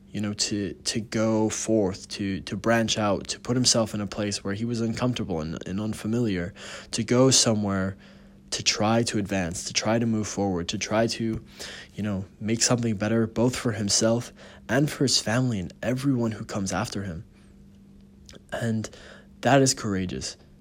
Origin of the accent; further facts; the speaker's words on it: United States; being an American, we have so many privileges in the country itself